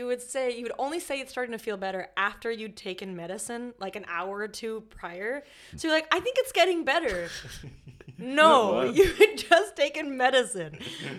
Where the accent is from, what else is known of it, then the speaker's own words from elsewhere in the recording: United States; accent: American; moved away; don't be confused by my American accent.